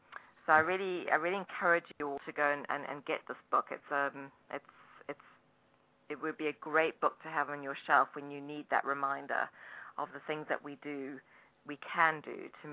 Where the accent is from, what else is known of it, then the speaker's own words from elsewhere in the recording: Durban, KwaZulu-Natal, South Africa; moved away as an adult; now in New Jersey, United States; I escaped from Durban, South Africa, when I was 25.